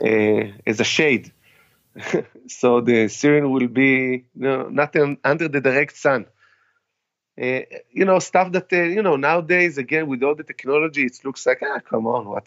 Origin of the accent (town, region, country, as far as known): Israel; now in United States